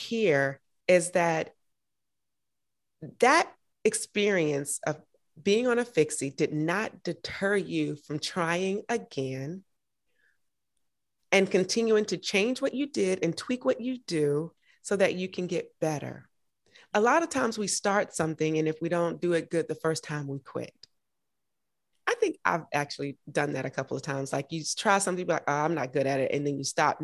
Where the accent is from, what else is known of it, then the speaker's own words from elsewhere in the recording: Augusta, Georgia, United States; I'm from Augusta, Georgia